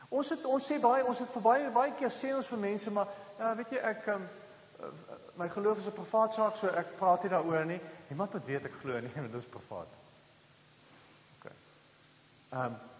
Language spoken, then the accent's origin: Afrikaans; South Africa; ons het mos groot geword in Suid-Afrika